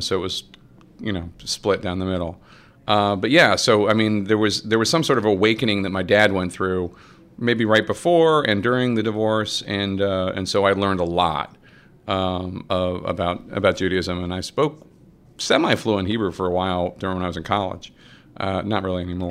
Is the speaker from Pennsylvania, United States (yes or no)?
yes; Philadelphia, Pennsylvania, United States; moved away; I grew up in Philly and I was seven during the bicentennial